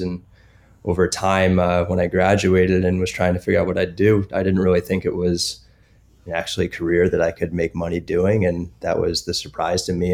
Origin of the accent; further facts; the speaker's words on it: New Jersey, United States; moved away as an adult; also born or lived in Maine; I grew up in New Jersey, actually to a sailing family